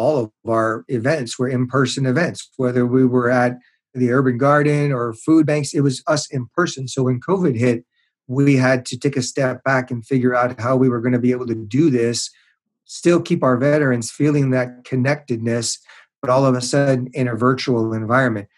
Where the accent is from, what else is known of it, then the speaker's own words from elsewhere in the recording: Montreal, Quebec, Canada; now in Seattle, United States; I was raised in Montreal in Canada.